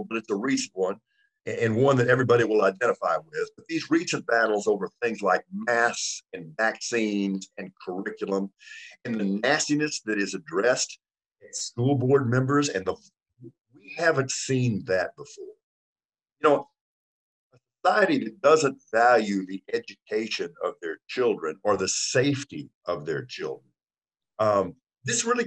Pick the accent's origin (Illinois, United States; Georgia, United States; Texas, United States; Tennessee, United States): Texas, United States; Lockhart; also born or lived in Houston, Texas; I grew up in Lockhart, Texas, okay? I'm pretty well a dyed-in-the-wool Texan